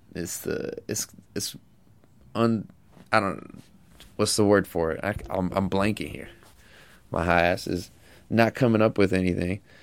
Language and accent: English; California, United States; I'm from California